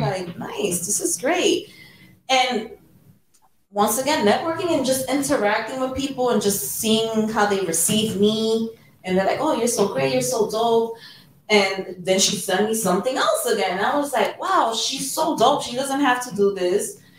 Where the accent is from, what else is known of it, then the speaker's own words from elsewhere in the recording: New York City, New York, United States; also born or lived in Bronx; I was born and raised in Harlem, but I did live in the Bronx for ten years